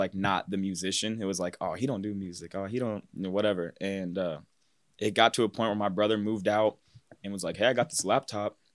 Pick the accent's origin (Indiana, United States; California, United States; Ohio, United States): Ohio, United States; Cincinnati; also born or lived in Mason, Ohio / West Chester, Ohio; I'm from Cincinnati, Ohio. More like northern, kinda towards, like, the Westchester area. Mason is where I went to high school